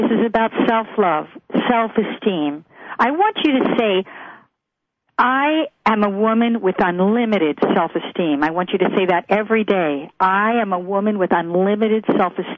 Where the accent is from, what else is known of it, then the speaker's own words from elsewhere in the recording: Philadelphia area, Pennsylvania, United States; We're from the Philly area.